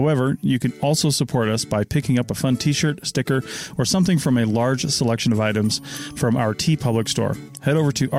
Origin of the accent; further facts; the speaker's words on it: Seattle, Washington, United States; I'm from Seattle